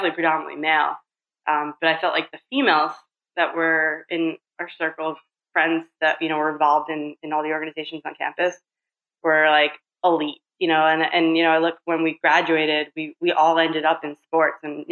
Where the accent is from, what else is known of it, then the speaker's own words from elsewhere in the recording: New York, United States; moved away as an adult; And I grew up in New York